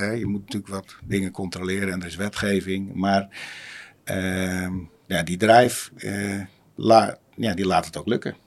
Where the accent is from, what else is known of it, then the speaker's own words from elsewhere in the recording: Uitgeest, North Holland, Netherlands; moved away as an adult; also born or lived in Wormerveer; now in Zaanstad, Netherlands; eigenlijk in een dorpje en net naast, uit Geest